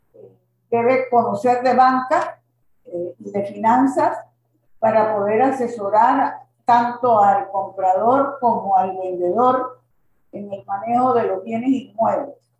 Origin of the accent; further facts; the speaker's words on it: Panama; yo como soy una para mí enamorada de mi tierra